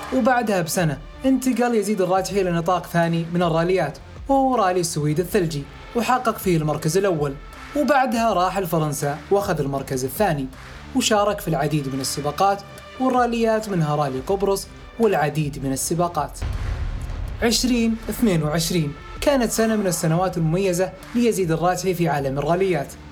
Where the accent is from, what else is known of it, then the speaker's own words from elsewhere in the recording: Saudi Arabia; عندنا في السعودية